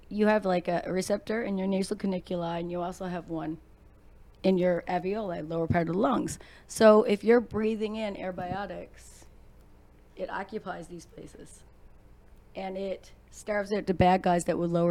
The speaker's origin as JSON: {"language": "English", "region": "Newfoundland and Labrador", "country": "Canada", "moved": "yes", "said": "I'm from Newfoundland."}